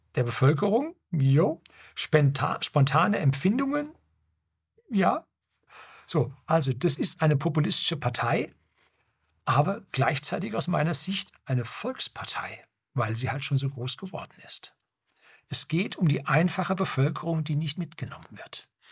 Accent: Germany; bei uns in Deutschland

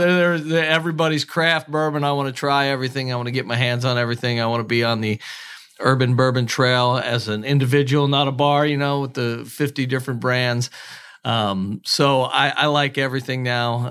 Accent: Cincinnati, Ohio, United States; moved away as an adult; also born or lived in Milwaukee; now in Kentucky, United States; I'm born and raised in Cincinnati

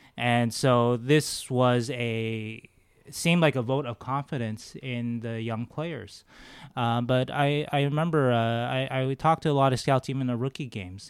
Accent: Los Angeles, California, United States; moved away as an adult; also born or lived in Las Vegas; now in San Jose, United States; I grew up in Los Angeles as a Kings fan

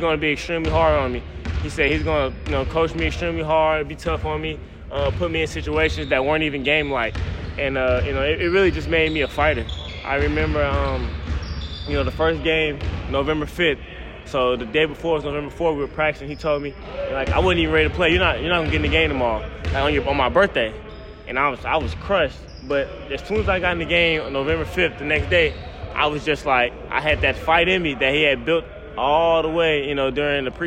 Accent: Garland, Texas, United States; now in Philadelphia, United States; I grew up in Garland, Texas, which is right outside of Dallas

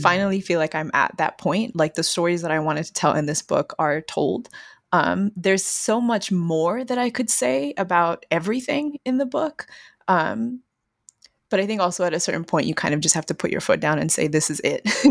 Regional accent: San Antonio, Texas, United States; Growing up in Texas

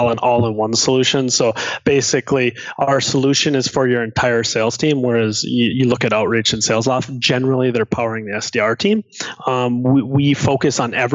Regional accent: Minnesota, United States; I grew up in Minnesota

